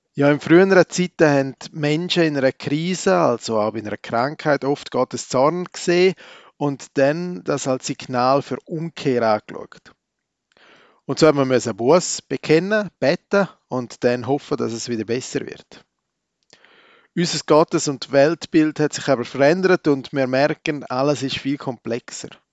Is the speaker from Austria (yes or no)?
no; Switzerland; als waschechter Schweizer